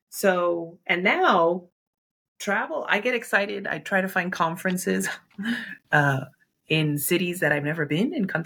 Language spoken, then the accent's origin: English; New York, United States; New York feels like home. When I'm there, I, I feel like New York has shaped me.